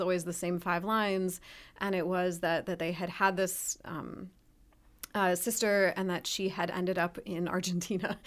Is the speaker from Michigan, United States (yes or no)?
yes; Ann Arbor, Michigan, United States; moved away; also born or lived in Ohio; I'm from Ann Arbor originally.